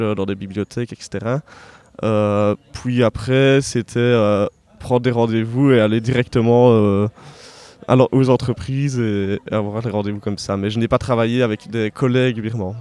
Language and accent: French; Herve plateau, about twenty kilometres from Liège, Wallonia, Belgium; now in Liège, Belgium; si je suis né à Liège, mais j'ai pas grandi à Liège, donc j'ai grandi à une, vingtaine de kilomètres d'ici, dans la campagne, donc, voilà. sur le plateau de Herve au milieu des champs